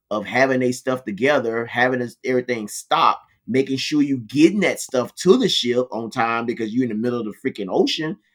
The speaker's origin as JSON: {"language": "English", "town": "Philadelphia", "region": "Pennsylvania", "country": "United States", "said": "Yeah. Oh, I remember that 17th part. Street. I ain't, yeah, I'm from"}